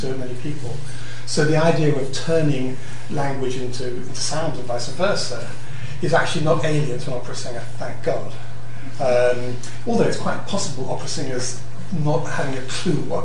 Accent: Croydon, London, United Kingdom; I'm from Croydon

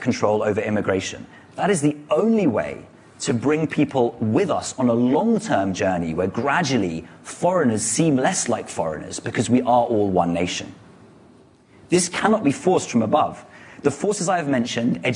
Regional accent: London, United Kingdom; I am a Londoner long before I am a Briton

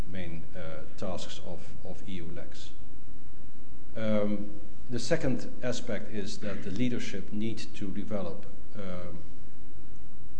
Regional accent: Netherlands; I'm from the Netherlands

